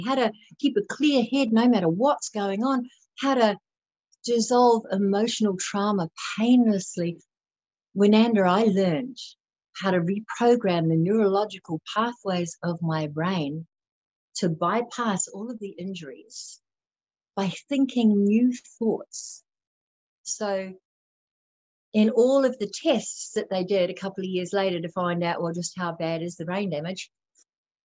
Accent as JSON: {"language": "English", "region": "Wellington", "country": "New Zealand", "tie": "born or raised there", "also_born_or_lived": "Sydney, Australia", "moved": "as an adult", "said": "I'm from New Zealand. I was raised in the valley where Rivendell was filmed in Lord of the Rings"}